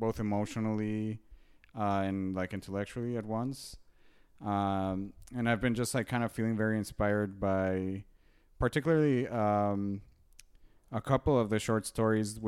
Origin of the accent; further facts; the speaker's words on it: Mexico City, Mexico; moved away; I'm from Mexico City. So mm-hmm. growing up in Mexico, I was a terrible high school student.